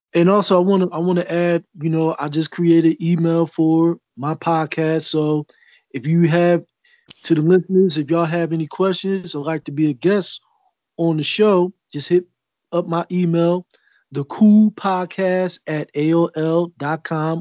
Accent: Philadelphia, Pennsylvania, United States; I'm from North Philly

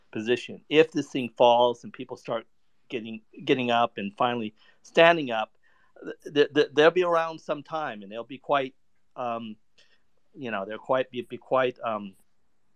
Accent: United States; I'm American.

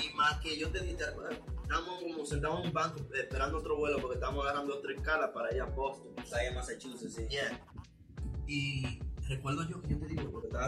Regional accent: Salcedo, Hermanas Mirabal, Dominican Republic; also born or lived in San Francisco de Macorís; nosotros específicamente venimos de el Cibao, eh, Salcedo y San Francisco de Macorís.

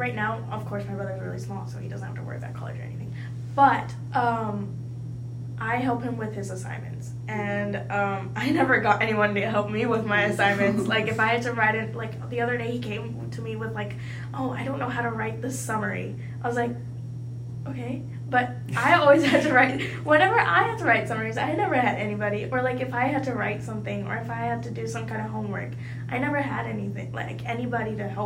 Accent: United States; English is a second language; they were new to the United States when I was born. Like, they were, I was born a year after they immigrated here

